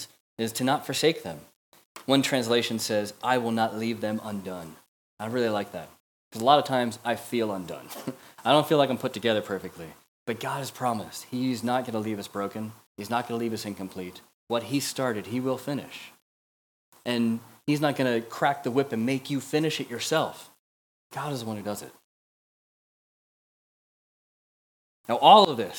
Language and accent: English; United States; moved away as an adult; now in Manchester, United Kingdom; as an American living here